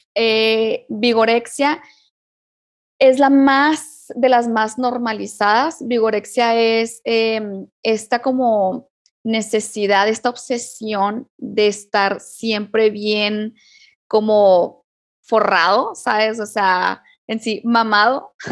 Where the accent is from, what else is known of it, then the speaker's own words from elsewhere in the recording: Chihuahua, Mexico; moved away as an adult; now in Cuauhtémoc, Mexico; yo vivo acá en Cuauhtémoc, Chihuahua, un poco más frío que, la capital de Chihuahua. Extraño, yo soy de Chihuahua